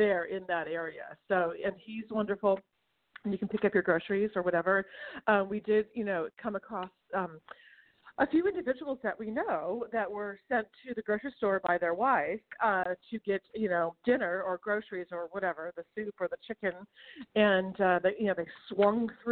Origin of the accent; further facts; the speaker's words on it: Northern California, United States; now in Manhattan Beach, United States; I grew up in Northern California